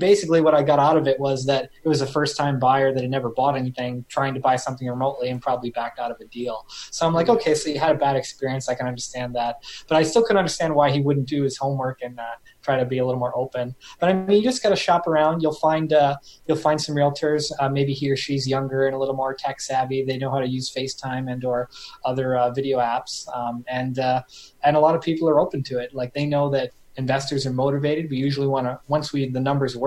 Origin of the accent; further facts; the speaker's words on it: Canada; as a Canadian